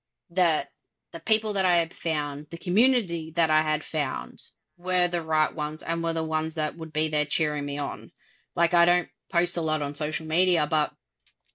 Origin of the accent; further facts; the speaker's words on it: Australia; I'm Australian